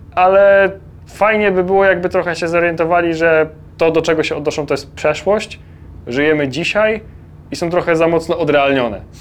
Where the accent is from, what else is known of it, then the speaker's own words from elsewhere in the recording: Poland; jesteśmy z Polski